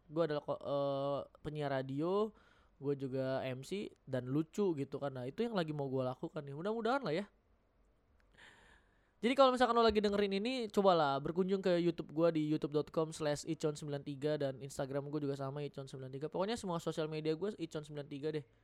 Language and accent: Indonesian; North Sumatra, Indonesia; Nah, gue sebagai orang Batak sangat relate gitu loh.